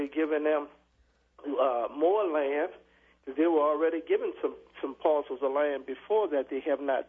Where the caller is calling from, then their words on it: Louisiana, United States; Lower Ninth Ward.